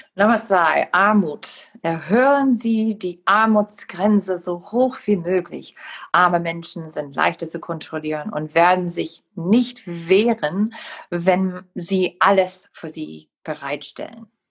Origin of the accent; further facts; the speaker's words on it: Wisconsin, United States; German is a second language; ich komme aus Wisconsin